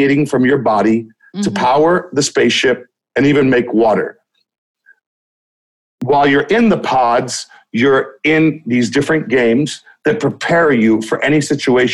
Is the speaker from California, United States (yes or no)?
yes; Los Angeles, California, United States; I am from Los Angeles, California. That's where I got into the scene